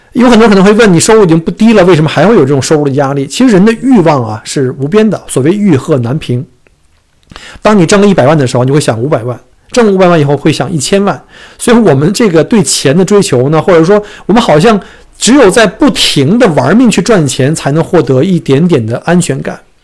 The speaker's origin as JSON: {"language": "Chinese", "country": "China", "moved": "as an adult", "lives_now": "Melbourne, Australia", "said": "我们不可能从中国过来两天三天"}